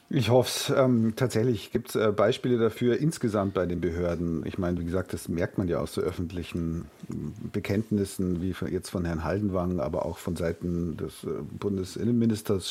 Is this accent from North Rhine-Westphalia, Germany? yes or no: no; Bavaria, Germany; Bei uns in Bayern